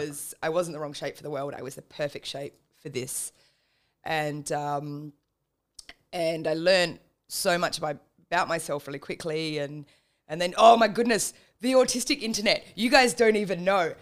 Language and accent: English; Adelaide, South Australia, Australia; I was born in Adelaide and then moved around a lot, just depending on where my parents were getting posted.